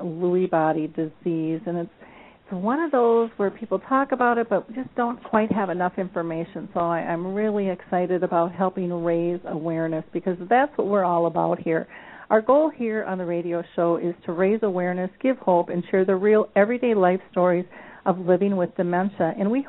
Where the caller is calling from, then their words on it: Minnesota, United States; I'm calling in from Minnesota, and it's absolutely gorgeous here today.